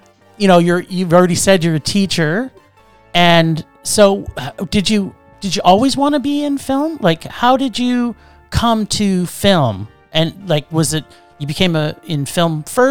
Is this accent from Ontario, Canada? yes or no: yes; Toronto, Ontario, Canada; I grew up in Toronto